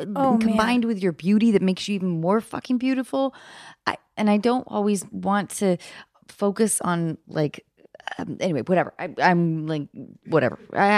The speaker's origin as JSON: {"language": "English", "town": "Seattle", "region": "Washington", "country": "United States", "tie": "born or raised there", "moved": "as an adult", "lives_now": "Hollywood, United States", "said": "I grew up in Seattle."}